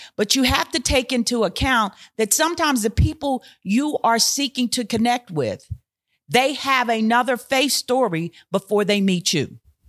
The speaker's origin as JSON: {"language": "English", "town": "Philadelphia", "region": "Pennsylvania", "country": "United States", "tie": "born or raised there", "also_born_or_lived": "Houston, Texas / Allentown, Pennsylvania", "moved": "as an adult", "said": "I grew up in Philadelphia."}